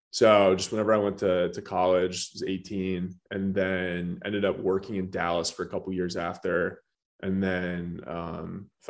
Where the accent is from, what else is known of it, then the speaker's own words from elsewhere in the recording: Birmingham, Michigan, United States; moved away; so from Birmingham, Michigan initially um, I was the youngest of four kids.